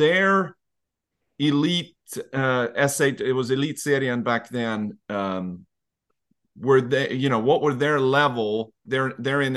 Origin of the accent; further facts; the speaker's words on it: Leksand, Dalarna County, Sweden; I was growing up in Leksand